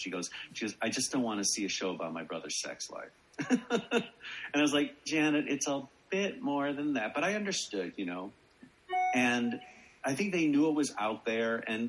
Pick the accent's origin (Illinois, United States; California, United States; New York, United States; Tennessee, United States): Illinois, United States; Chicago; I'm from Chicago